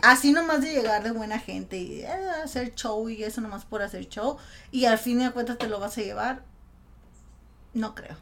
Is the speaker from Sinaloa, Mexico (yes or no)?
yes; Culiacán, Sinaloa, Mexico; moved away; yo soy de Sinaloa, de Culiacán